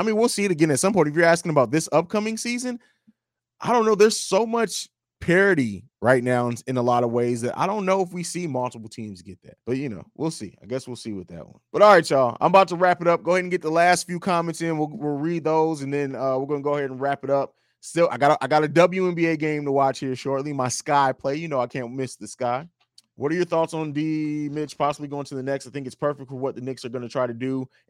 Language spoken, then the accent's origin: English; Germany; also born or lived in Italy; I actually grew up overseas. I grew up and lived in Germany and Italy.